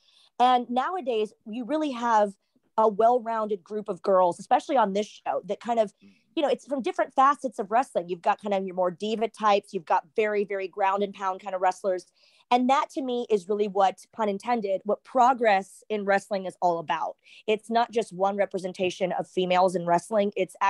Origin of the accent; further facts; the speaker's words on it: Texas, United States; also born or lived in Southern California; now in Orlando, United States; yes, I grew up in Texas, lived in Southern California, hence I started the wrestling. But like Orlando, Florida is where I've lived the most. That's home for me.